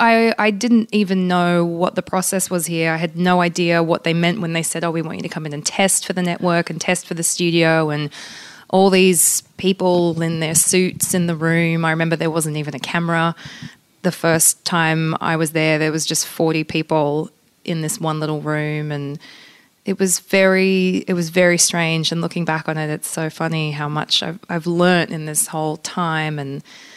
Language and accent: English; Australia; first language pl; English is a second language; childhood was sort of both Polish and Australian, because we speak Polish at home, and I technically it was my first language growing up. So, you know, I grew up very much within a Polish culture.